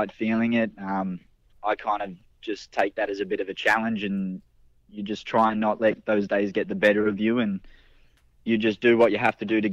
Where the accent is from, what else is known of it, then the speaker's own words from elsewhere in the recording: Australia; moved away; also born or lived in New Zealand; coming back to Australia and being able to be a part of a company in my home country now